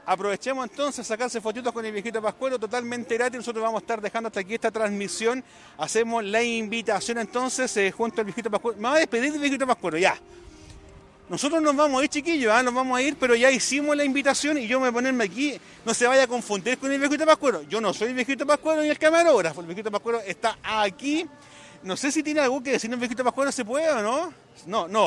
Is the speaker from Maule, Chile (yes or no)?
yes; Constitución, Maule, Chile; De acá de Constitución.